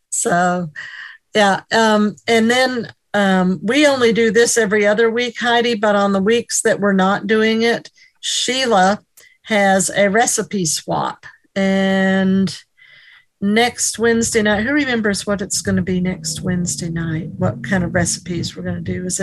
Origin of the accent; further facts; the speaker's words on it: New York, United States; I'm from New York State.